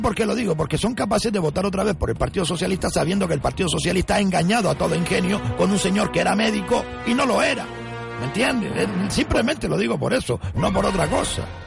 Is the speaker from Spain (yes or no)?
yes; Gran Canaria, Canary Islands, Spain; somos de la isla de Gran Canaria